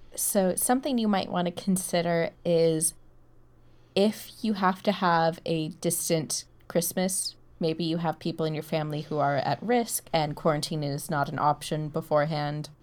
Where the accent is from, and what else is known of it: United States; moved away